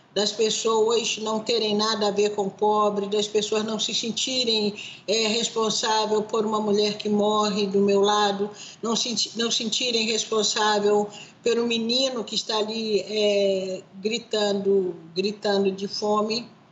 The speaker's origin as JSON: {"language": "Portuguese", "country": "Brazil", "said": "eu, como brasileira"}